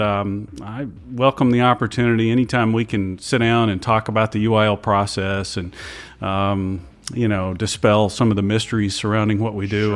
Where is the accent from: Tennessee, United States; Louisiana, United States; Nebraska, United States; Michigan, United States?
Louisiana, United States; also born or lived in Atlanta, Georgia / Marietta, Georgia / East Texas; now in Austin, United States; I grew up in Louisiana